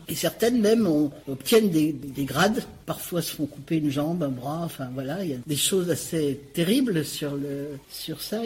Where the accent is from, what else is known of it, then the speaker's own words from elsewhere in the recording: Saint-Étienne, Auvergne-Rhône-Alpes, France; ma ville natale, euh, que, dont je connais bien l'histoire, Saint-Étienne